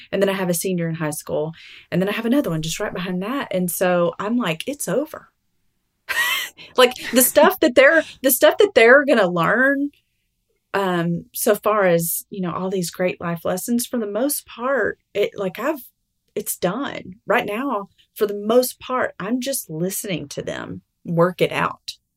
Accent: Alabama, United States; now in Arkansas, United States; I'm from Alabama

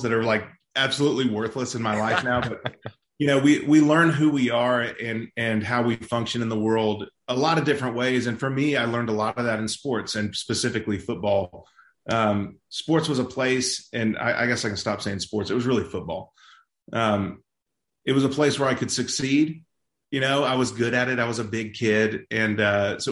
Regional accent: Dallas, Texas, United States; I'm from Dallas, Texas, and growing up, I was in sports

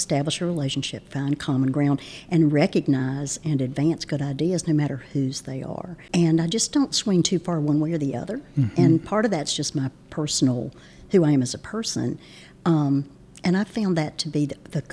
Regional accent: Martinsville, Virginia, United States; now in North Carolina, United States; I grew up in Martinsville, Virginia

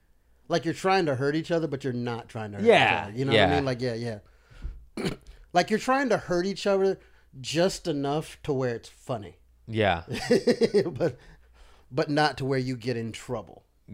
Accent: the South, United States; Look, dude, I'm from the South. I love guns.

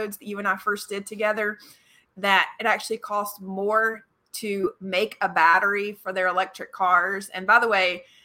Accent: North Georgia, United States; I'm from North Georgia

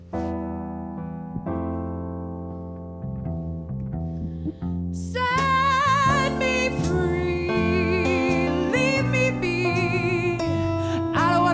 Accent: Las Vegas, Nevada, United States; now in Ogden, United States; I'm from Vegas

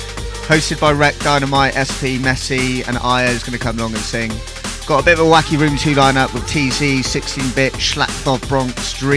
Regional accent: Bath, South West England, United Kingdom; moved away as an adult; now in London, United Kingdom; I guess originally I'm from Bath, same hometown as Danny Bird, but been living in London for about 8 years now.

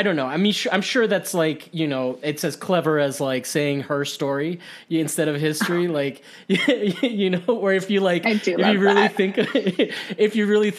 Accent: Miami, Florida, United States; also born or lived in Costa Rica; I'm from Miami

